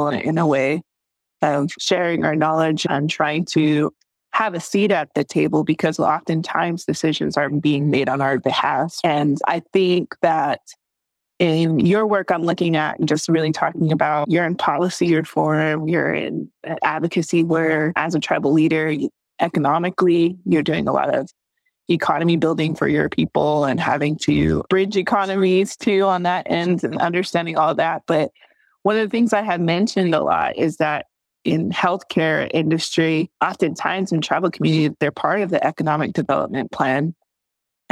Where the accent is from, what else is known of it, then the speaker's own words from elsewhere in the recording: United States; I'm from the Fort Mojave Indian Reservation, and we're people of the river